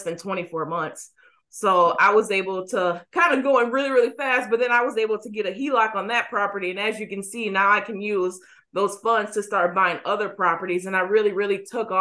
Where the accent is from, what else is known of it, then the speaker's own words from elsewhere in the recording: Racine, Wisconsin, United States; now in Milwaukee, United States; I grew up in Racine, which is south, and I moved back to Milwaukee when I was, I would say, about 19.